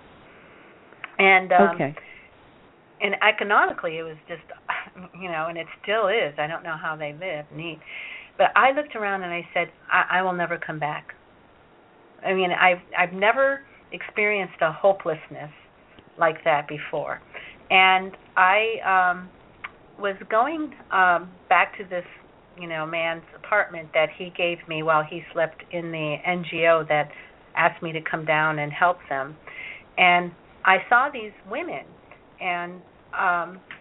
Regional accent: Chicago, Illinois, United States; English is a second language; I learned it from my brothers and sisters and mother when I was growing up in Chicago

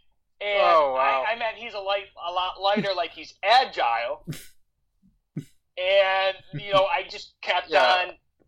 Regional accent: Canada; I'm Canadian, so all we got is Canadian football and hockey.

